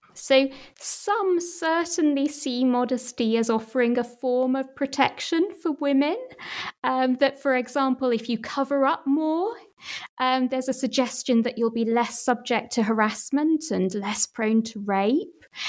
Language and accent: English; Manchester, North West England, United Kingdom; my hometown Manchester